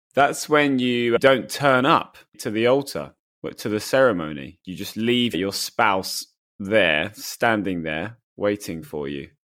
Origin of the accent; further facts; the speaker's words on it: United Kingdom; I'm pretty British. I think I'm as British as they come